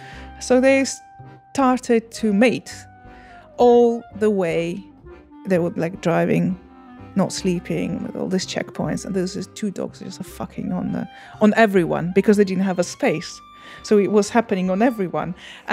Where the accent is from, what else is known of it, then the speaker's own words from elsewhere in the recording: Bucha, Kyiv Oblast, Ukraine; I'm telling you about the situation that happened in Bucha, which I consider my hometown.